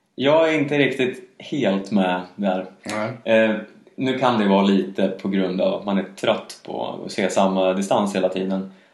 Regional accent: Sweden

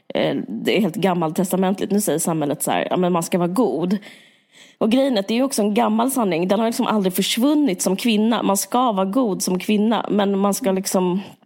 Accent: Sweden; vi är ju svenskar

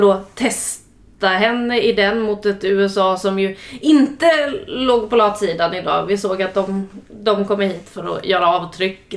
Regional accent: Sweden

